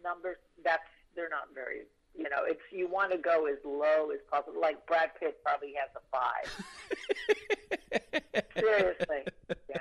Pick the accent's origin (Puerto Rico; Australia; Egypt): Puerto Rico; When I was growing up in Puerto Rico